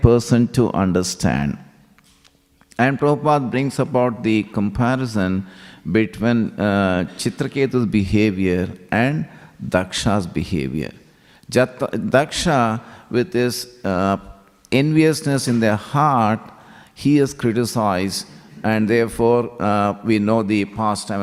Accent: Hyderabad, Telangana, India; moved away as an adult; now in Melbourne, Australia; I grew up in Hyderabad

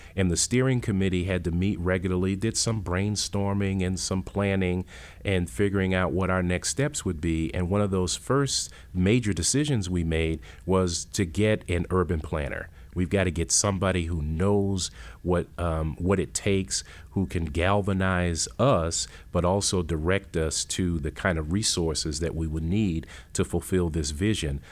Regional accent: Worcester, Massachusetts, United States; moved away; I'm from Worcester, Massachusetts. I grew up in the projects of Worcester

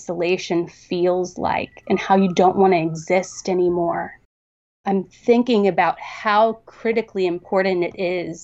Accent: Southern Ohio, United States; I grew up in Southern Ohio

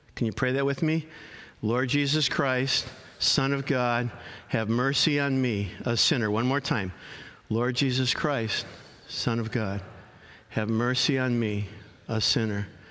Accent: Arlington Heights, Illinois, United States; I grew up in Arlington Heights, Illinois, a northwest suburb of Chicago

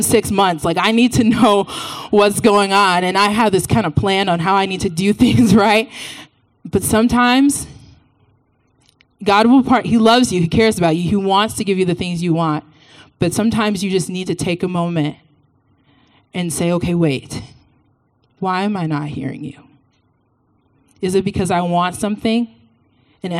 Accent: Texas, United States; I'm from Texas. So about me, I grew up in the church in Texas. Went to the same church my entire life

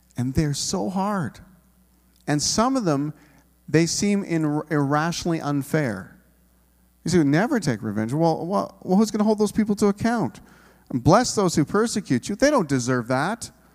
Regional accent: Canada; we're Canadian individuals

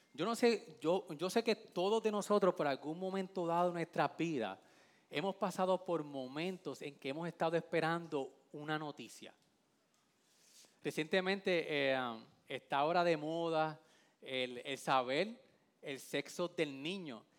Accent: Vega Baja, Puerto Rico; yo soy de la playa de la Bajeada Sandín

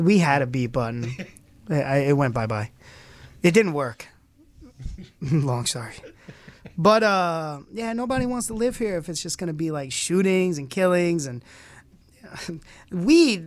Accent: Brooklyn, New York, United States; also born or lived in Myrtle Beach / Florida / Orange County, New York; now in Rochester, United States; I'm born and raised in Brooklyn, but you know, traveled around as I got older

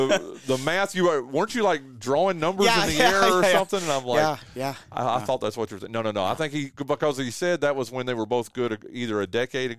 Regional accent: the South, United States; accent: Southern; my Southern accent

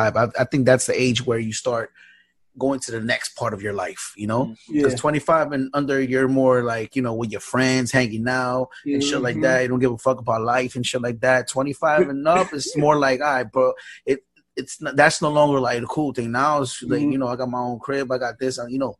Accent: New York, United States; I'm from New York

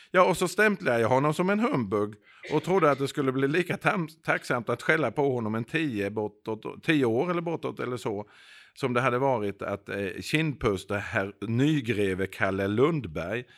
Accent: Växjö, Kronoberg County, Sweden; jag är själv född i Växjö.

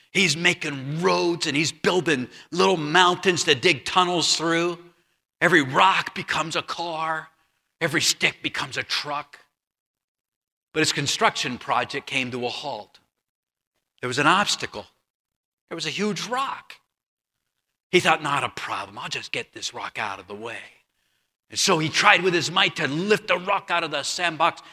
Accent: Huntington Beach, California, United States; moved away as an adult; I grew up in Huntington Beach, California, Huntington Beach, California

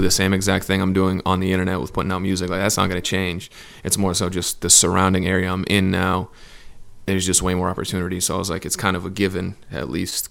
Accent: Southern New Hampshire, United States; moved away as an adult; now in Los Angeles, United States; I'm from New Hampshire, um, like Southern New Hampshire. It's like forty minutes from Boston

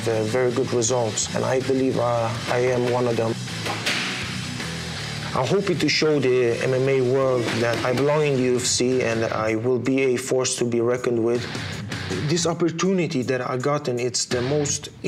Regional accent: Stockholm, Stockholm County, Sweden; I'm from Stockholm, Sweden.

